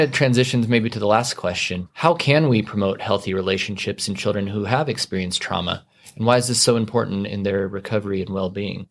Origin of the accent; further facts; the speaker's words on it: Casper, Wyoming, United States; now in Amarillo, United States; I grew up in Casper, Wyoming